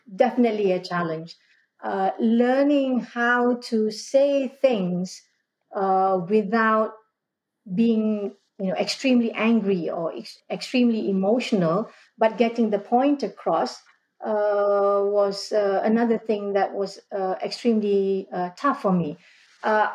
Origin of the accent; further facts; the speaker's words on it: Malaysia; moved away as an adult; I was born in a newly independent Malaysia. So, growing up in Malaysia, post-independence